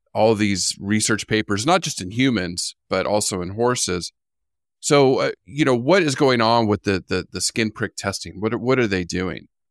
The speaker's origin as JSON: {"language": "English", "region": "California", "country": "United States", "tie": "born or raised there", "moved": "yes", "said": "I grew up in California and the desert"}